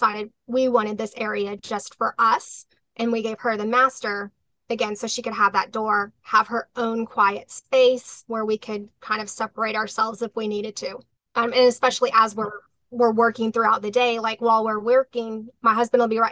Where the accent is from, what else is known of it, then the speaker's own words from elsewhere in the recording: South Texas, United States; we're from South Texas